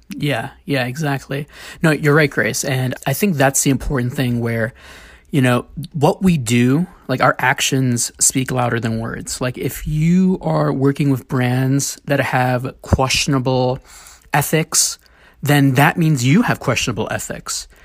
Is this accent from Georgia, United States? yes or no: no; New York City, New York, United States; as a kid growing up in the Bronx